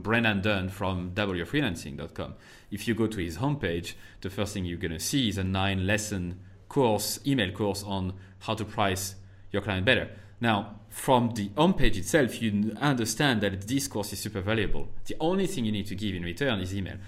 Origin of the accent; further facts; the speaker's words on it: France; first language French; English is a second language; moved away as an adult; also born or lived in United States / Ireland; I went back to France for a year